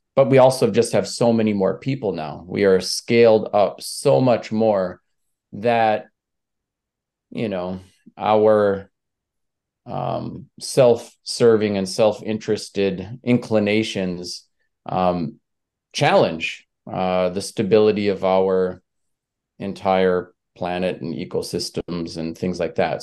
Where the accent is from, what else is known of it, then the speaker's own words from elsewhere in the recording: Leech Lake, northern Minnesota, United States; I come from Leech Lake, which is one of a number of Ojibwe, uh, reservations, mines in northern Minnesota.